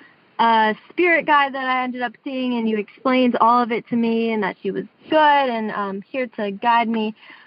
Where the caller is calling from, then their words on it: Tuscaloosa, Alabama, United States; I'm calling from Tuscaloosa, Alabama right now.